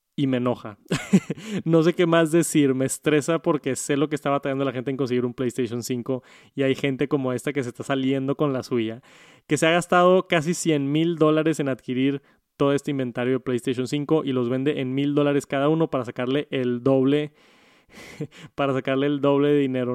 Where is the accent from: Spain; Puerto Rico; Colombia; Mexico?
Mexico; en mi país, aquí en México